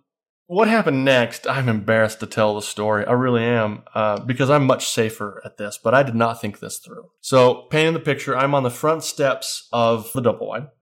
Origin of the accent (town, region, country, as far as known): Grouse Creek, Utah, United States